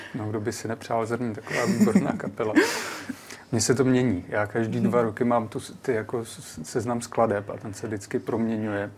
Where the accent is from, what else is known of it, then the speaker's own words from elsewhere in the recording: native village near Znojmo, South Moravian Region, Czechia; moji rodnou Vízku z Nojmo